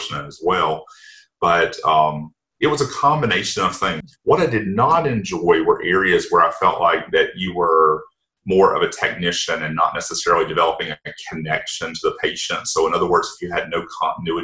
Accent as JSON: {"language": "English", "area": "Anderson County", "region": "South Carolina", "country": "United States", "tie": "born or raised there", "said": "where I grew up in Anderson County and Anderson Area Medical Center"}